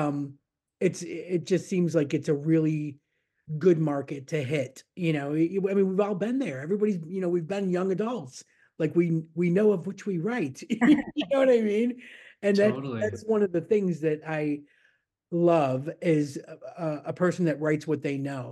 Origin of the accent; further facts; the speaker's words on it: Niagara Falls, New York, United States; moved away as an adult; also born or lived in Florida; I grew up in Niagara Falls, but on the New York side